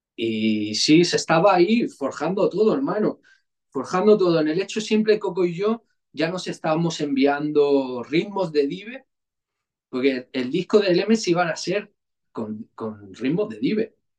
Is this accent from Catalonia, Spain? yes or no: yes; El Prat de Llobregat, Catalonia, Spain; yo vivía en un barrio, hermano, tú sabes, yo, vengo de San Come.